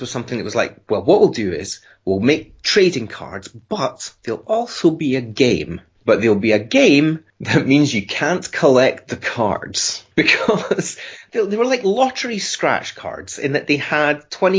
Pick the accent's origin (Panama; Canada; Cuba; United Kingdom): United Kingdom; being a British kid